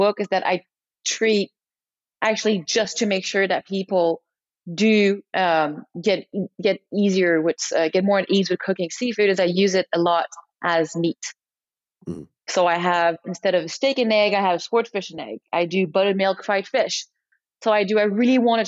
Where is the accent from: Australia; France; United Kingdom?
France; accent: very thick French; English is a second language; now in United States; I'm French, so as you can probably hear it in my very thick accent, I'm very French influenced